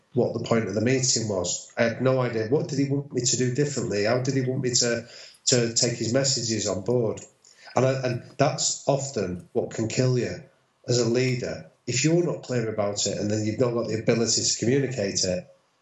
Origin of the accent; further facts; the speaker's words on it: Manchester, North West England, United Kingdom; I grew up in North Manchester, which is a big sort of United stronghold